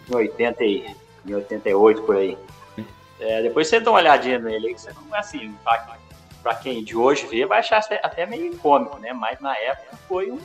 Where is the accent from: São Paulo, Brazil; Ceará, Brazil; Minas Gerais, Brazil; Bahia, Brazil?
Minas Gerais, Brazil; Barbacena; accent: mineiro; Eu sou de, de Barbacena